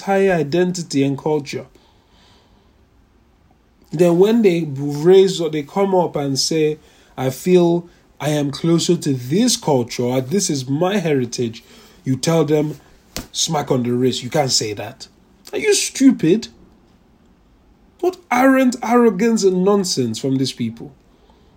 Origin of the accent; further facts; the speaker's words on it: Nigeria; I'm a Nigerian. Am I a Nigerian? I say I'm a Nigerian, but in reality, so if anything, I'm not a Nigerian. I'm a Yoruba man